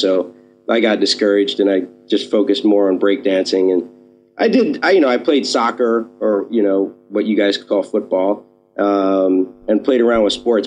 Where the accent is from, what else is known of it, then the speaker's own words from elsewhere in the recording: New York City, New York, United States; I grew up here in New York City, uh, in Manhattan, uh, born and raised.